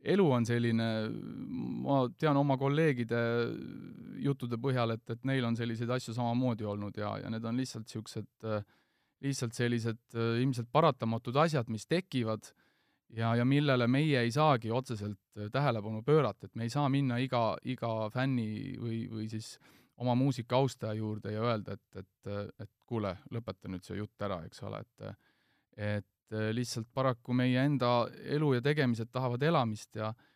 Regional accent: Estonia; ma ütlesin, et Eestist

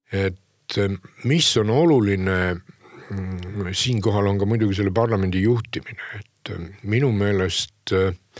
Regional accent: Hiiumaa, Hiiu County, Estonia; ma olen Hiiumaalt ka ikkagi, kus ei teietata

